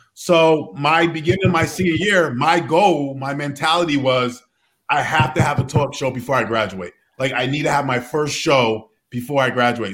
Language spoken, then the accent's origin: English; Connecticut, United States; also born or lived in Providence, Rhode Island